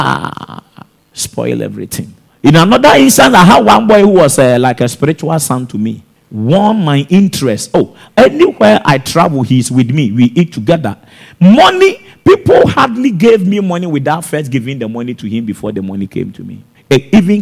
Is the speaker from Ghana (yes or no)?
yes; Techiman, Bono East, Ghana; also born or lived in Accra / Italy; my home town in Techiman